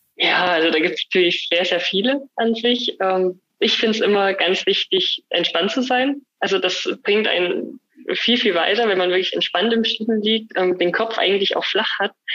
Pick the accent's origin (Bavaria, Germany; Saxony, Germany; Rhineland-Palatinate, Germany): Saxony, Germany; Annaberg-Buchholz; also born or lived in Oberwiesenthal; ich bin ja gebürtig aus Annaberg, bin auch in Buchholz dann in die Grundschule gegangen